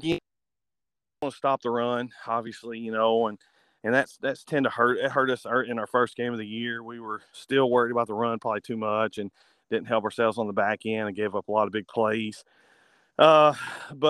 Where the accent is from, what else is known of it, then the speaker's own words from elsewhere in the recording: Bruceton, West Tennessee, United States; now in Paris, United States; I grew up in Bruton, which is a really small town in West Tennessee